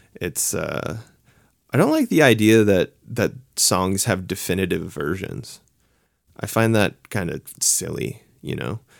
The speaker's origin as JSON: {"language": "English", "town": "Halifax", "region": "Nova Scotia", "country": "Canada", "moved": "as an adult", "lives_now": "Toronto, Canada", "said": "I'm from Halifax. I lived there for a really long time. I moved. I live in Toronto now"}